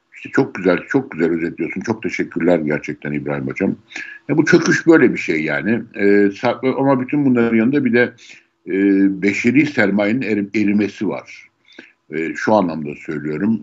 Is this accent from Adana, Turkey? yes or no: no; Istanbul, Turkey; Doğma büyüme İstanbulluyum.